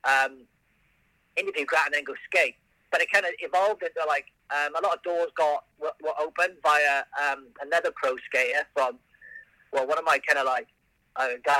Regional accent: Wales, United Kingdom; I'm from Wales

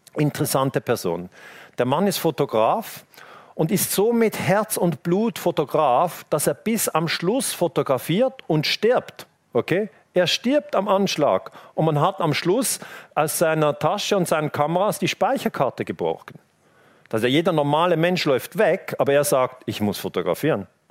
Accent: Switzerland; ich als Teenager in der Schweiz

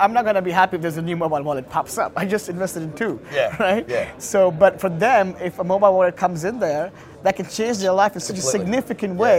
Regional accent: India; I come from India

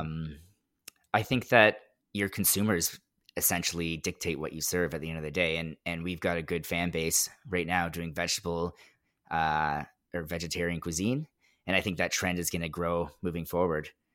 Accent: Mississauga, Ontario, Canada; also born or lived in Orangeville; I'm from Mississauga

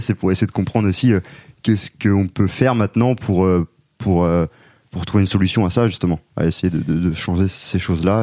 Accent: Rennes, Brittany, France; on est trois gars qui viennent de Rennes.

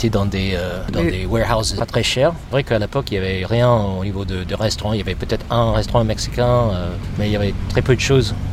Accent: New York City, New York, United States; French is a second language; also born or lived in Paris, France / Brooklyn, New York; Moi, je suis né à Manhattan, mhm. euh, dans l'Upper West Side. Et en fait, j'ai déménagé à Brooklyn après que je suis rentré de Paris en 2004.

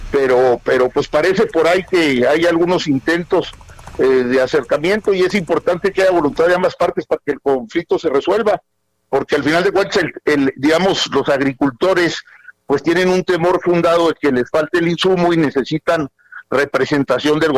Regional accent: Chihuahua, Mexico; Soy chihuahuense

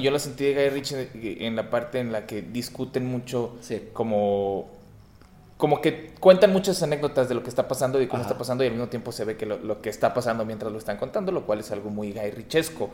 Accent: Torreón, Coahuila, Mexico; moved away; yo crecí en Torreón

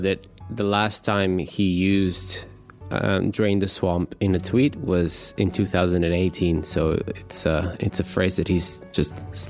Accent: Bulgaria; I come from Bulgaria

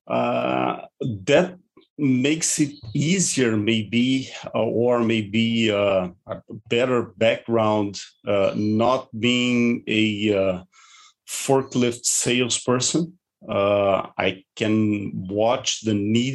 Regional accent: Brazil; also born or lived in Porto Alegre; I'm born and raised in Brazil from European ancestry

